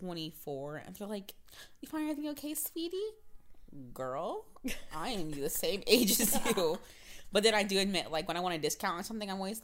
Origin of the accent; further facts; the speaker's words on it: Florida, United States; I'm from Florida